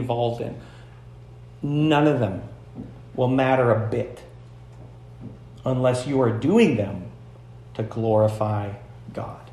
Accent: United States; we all do as American Christians

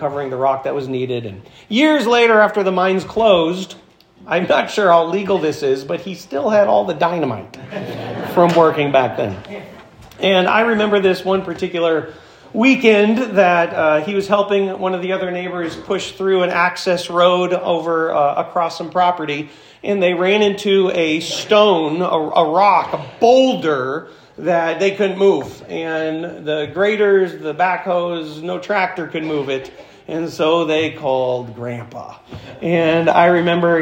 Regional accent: Florence, United States; When I was growing up in Florence

